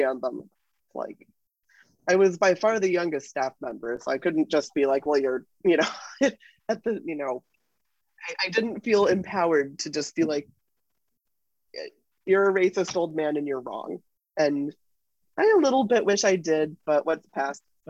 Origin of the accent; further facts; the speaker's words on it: Seattle, Washington, United States; I'm from Seattle